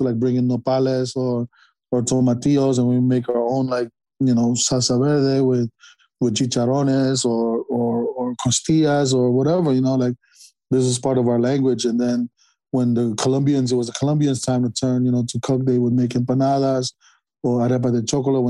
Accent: New York City, New York, United States; also born or lived in Philippines / Washington Heights; I was born in the Philippines. I came to New York in 1994 and we went straight to the South Bronx.

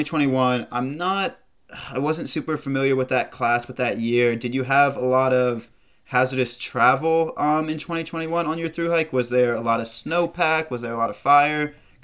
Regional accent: East Coast, United States; growing up on the East Coast, I did as well

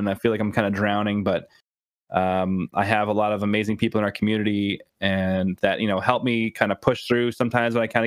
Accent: Canada; I'm Canadian

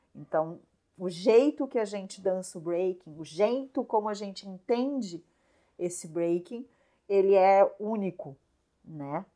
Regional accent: São Leopoldo, Rio Grande do Sul, Brazil; moved away as an adult; now in Garopaba, Brazil; eu nasci em São Leopoldo, cresci em São Leopoldo e em 2004 eu vim para Garopaba

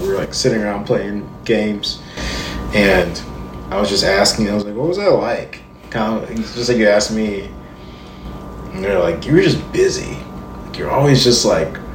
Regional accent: Charlotte, North Carolina, United States; also born or lived in Columbia, South Carolina; now in Nashville, United States; I was born in South Carolina, Columbia, South Carolina. I grew up in Charlotte, North Carolina, and now I've lived in Nashville for a decade.

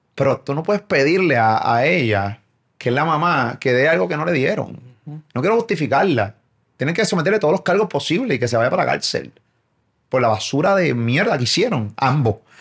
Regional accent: Puerto Rico; soy de Puerto Rico

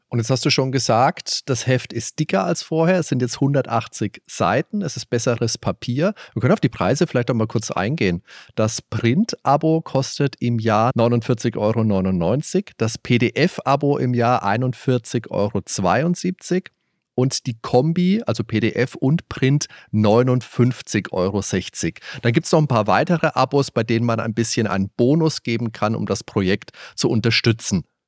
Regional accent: Germany; bei uns in Deutschland

